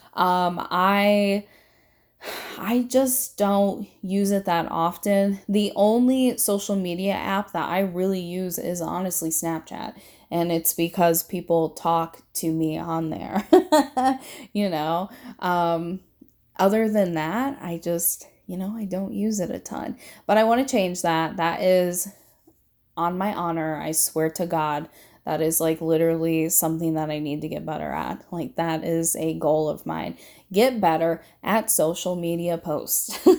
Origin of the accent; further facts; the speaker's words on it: Indiana and Michigan, Midwest, United States; I have lived between two states my entire life, and those two states are Indiana and Michigan